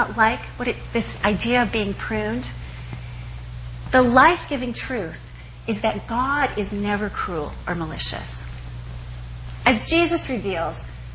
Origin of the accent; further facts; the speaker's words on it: Eastern Washington, United States; I grew up in Eastern Washington